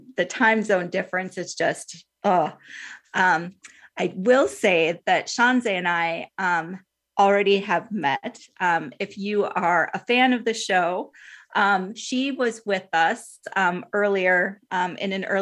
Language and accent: English; Minnesota, United States; being from the state of Minnesota, the state of hockey